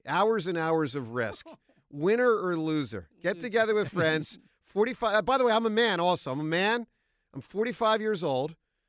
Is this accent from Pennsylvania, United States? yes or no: yes; Philadelphia, Pennsylvania, United States; as a Philadelphian and as a Sixers fan